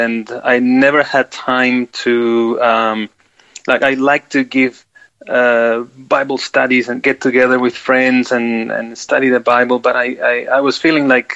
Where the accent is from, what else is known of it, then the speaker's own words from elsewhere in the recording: Peru; also born or lived in Queensland, Australia; now in South Australia, Australia; I was born in Peru, in South America